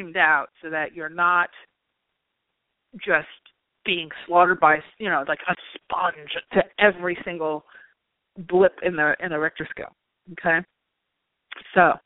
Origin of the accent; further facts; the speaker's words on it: New York, United States; also born or lived in Long Island; I'm from New York